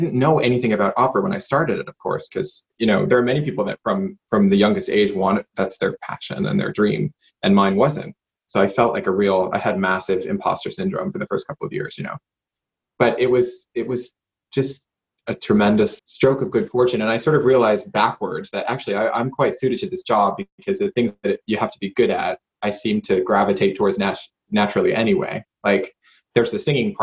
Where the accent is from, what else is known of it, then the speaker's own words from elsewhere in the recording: Johnston, United States; moved away as an adult; also born or lived in United Kingdom; I ended up in the local church choir at Catholic Church where I grew up in Johnston